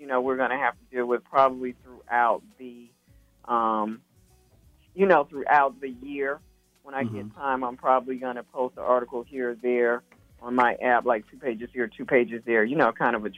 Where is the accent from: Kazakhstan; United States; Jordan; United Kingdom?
United States; Alabama; I'm from Alabama